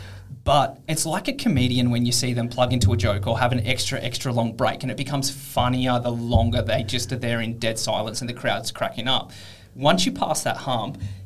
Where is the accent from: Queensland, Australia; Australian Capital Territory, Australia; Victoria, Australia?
Australian Capital Territory, Australia; Canberra; moved away as an adult; now in Perth, Australia; I grew up in Canberra, which is a very public service based city